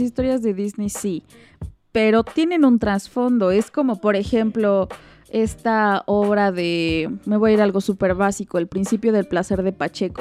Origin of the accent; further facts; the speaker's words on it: Mexico; como mexicanos